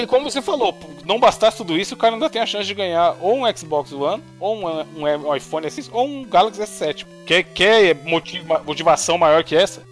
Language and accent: Portuguese; Brazil; A gente é brasileiro